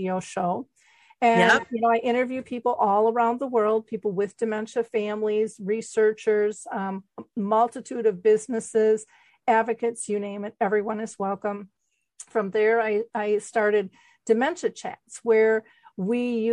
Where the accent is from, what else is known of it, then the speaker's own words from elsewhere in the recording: Minnesota, United States; I'm a girl from Minnesota. I didn't even travel. We went up to the cabin. I mean, I was just kind of hometownish